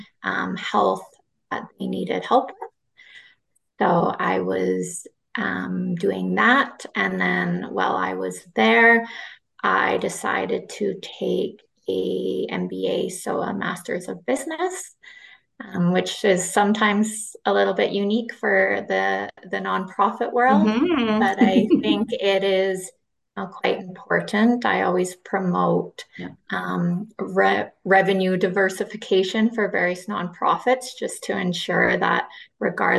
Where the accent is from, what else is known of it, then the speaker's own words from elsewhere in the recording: Saskatchewan, Canada; moved away as an adult; also born or lived in Australia; now in Calgary, Canada; I'm originally from Saskatchewan. So I grew up there